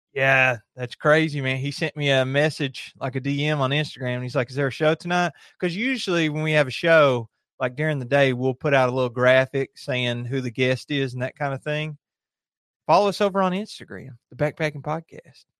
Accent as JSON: {"language": "English", "area": "Lake Cumberland", "region": "Kentucky", "country": "United States", "tie": "born or raised there", "said": "I grew up on Lake Cumberland"}